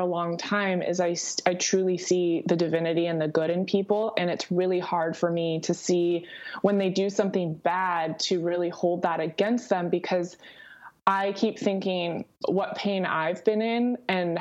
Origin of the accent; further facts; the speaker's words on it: Southern California, United States; I grew up in Southern California